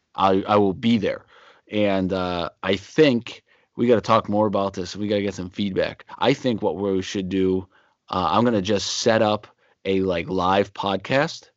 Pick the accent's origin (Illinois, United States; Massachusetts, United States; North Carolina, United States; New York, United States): Massachusetts, United States; outside of Boston; also born or lived in Pittsburgh, Pennsylvania; mainly grew up in, uh, in, outside of, uh, outside of Boston